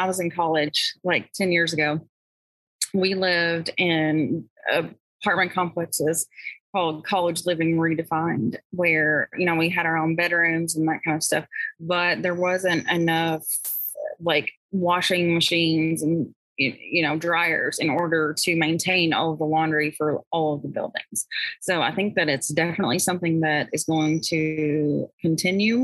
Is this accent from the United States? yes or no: yes; Kentucky, United States; I'm from Kentucky